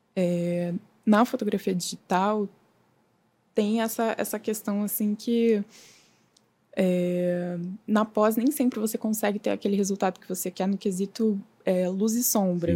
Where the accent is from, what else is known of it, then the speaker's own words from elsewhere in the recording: Novo Hamburgo, Rio Grande do Sul, Brazil; moved away as an adult; now in Rio de Janeiro, Brazil; eu sou gaúcha, eu nasci em Novo Hamburgo